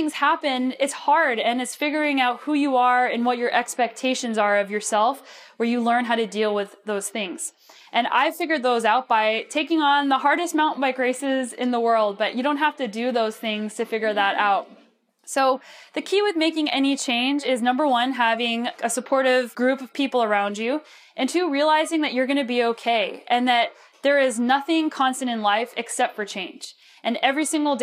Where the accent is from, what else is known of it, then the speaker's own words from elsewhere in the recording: New Mexico, United States; also born or lived in Boulder, Colorado; now in Canada; I grew up in New Mexico, and I lived in Boulder, Colorado